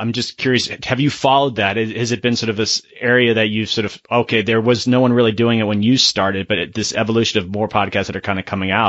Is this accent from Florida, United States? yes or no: yes; Florida, United States; moved away; I'm originally from Florida. In a previous life, I worked for the state there